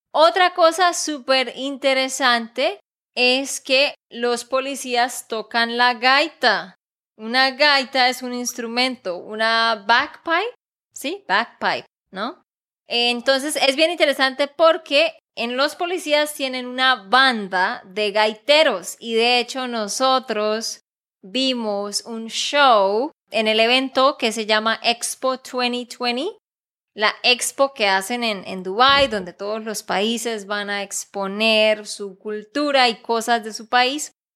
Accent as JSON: {"language": "Spanish", "region": "Santander", "country": "Colombia", "said": "de Santander, Colombia"}